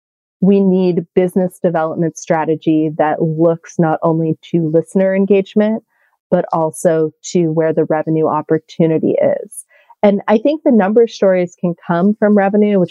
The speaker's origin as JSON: {"language": "English", "region": "California", "country": "United States", "tie": "born or raised there", "said": "I'm from California"}